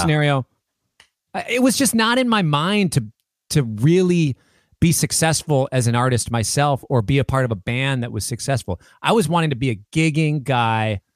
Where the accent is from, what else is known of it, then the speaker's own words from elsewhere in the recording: Minneapolis, Minnesota, United States; also born or lived in New York; growing up in Minneapolis and Twin Cities